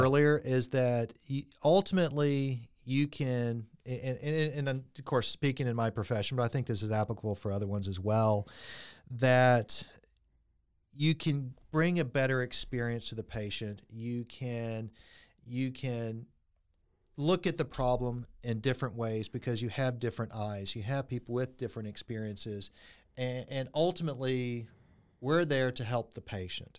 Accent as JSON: {"language": "English", "town": "Friendswood", "region": "Texas", "country": "United States", "tie": "born or raised there", "said": "I grew up in Friendswood, Texas"}